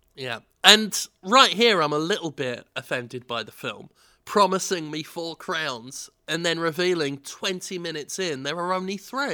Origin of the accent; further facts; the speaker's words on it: England, United Kingdom; I'm, I'm so English